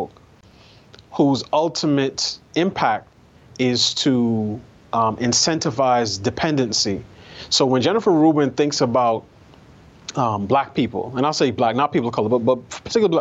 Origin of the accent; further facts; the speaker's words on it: New York, United States; I grew up in New York.